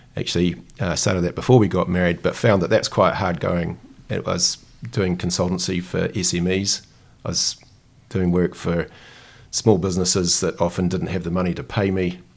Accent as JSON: {"language": "English", "country": "New Zealand", "said": "as a Kiwi"}